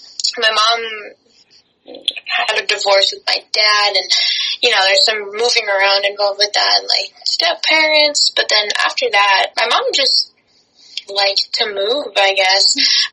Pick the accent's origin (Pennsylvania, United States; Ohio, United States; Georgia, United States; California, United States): California, United States; Irvine; also born or lived in Colorado / Minnesota / Texas; I was born in Colorado, And then, but I like kind of grew up in Irvine, California, but I've moved a lot as well.